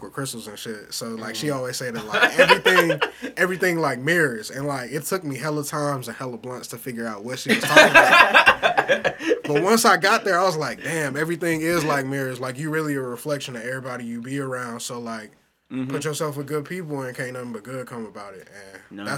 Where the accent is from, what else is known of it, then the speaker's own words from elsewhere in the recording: St. Louis, Missouri, United States; born and raised in St. Louis